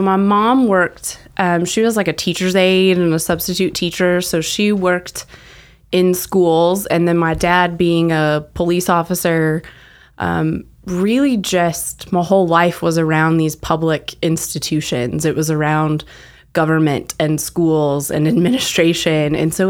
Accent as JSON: {"language": "English", "town": "Temple", "region": "Texas", "country": "United States", "tie": "born or raised there", "also_born_or_lived": "Amarillo / Waco / Corpus Christi / Rogers", "said": "All over Texas."}